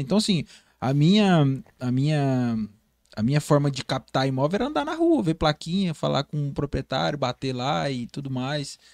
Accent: Porto Velho, Rondônia, Brazil; eu fui criado no Bairro Novo, né? Eu sou cria do Bairro Novo.

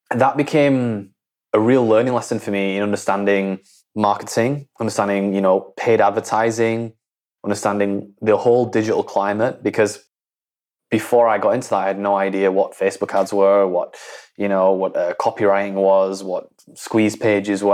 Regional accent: Leeds, Yorkshire and the Humber, United Kingdom; I grew up in Leeds, which is in, in the north of England, right? I'm from a small town in, in between Leeds and Bradford.

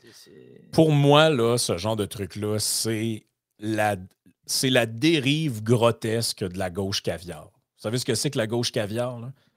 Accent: Quebec, Canada; par chez nous au Lac-Saint-Jean

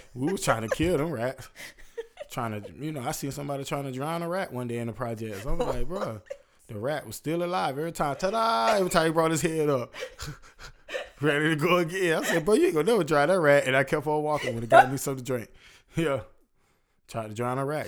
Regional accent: Florida, United States; I'm from Florida

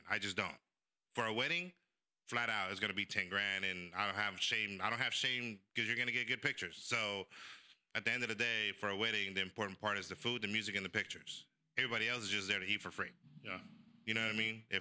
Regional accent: El Salvador; born there; I was born in El Salvador, so my mom opened a bunch of Mexican restaurants in, in San Francisco.

